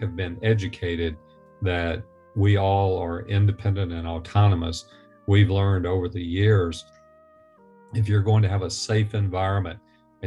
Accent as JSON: {"language": "English", "region": "the South", "country": "United States", "tie": "born or raised there", "said": "I was born and raised in the South."}